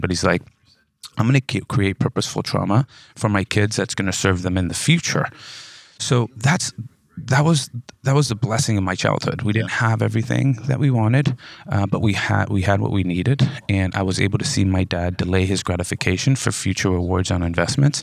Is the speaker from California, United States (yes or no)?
yes; Modesto, California, United States; I'm from Modesto, California. California, uh, born and raised